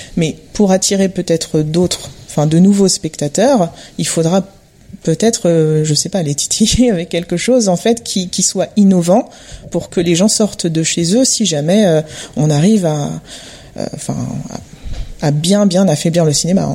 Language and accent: French; Montreuil, Île-de-France, France; je suis basée à Montreuil et bah, j'ai grandi à Montreuil